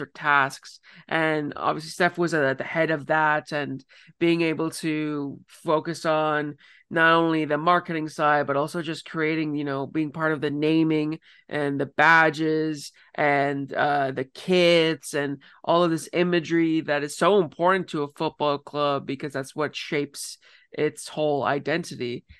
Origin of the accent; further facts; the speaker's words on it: Ontario, Canada; moved away; somebody originally from Ontario